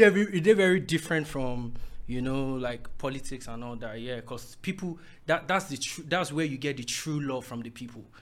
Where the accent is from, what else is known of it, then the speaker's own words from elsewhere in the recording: Owo, Ondo, Nigeria; I'm from Owo in Ondo State